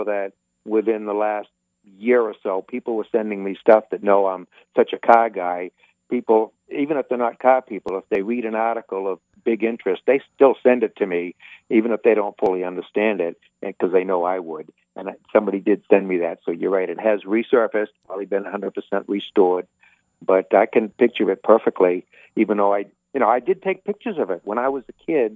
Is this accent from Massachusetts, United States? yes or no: yes; outside of Boston, New England, Massachusetts, United States; moved away; where I grew up in New England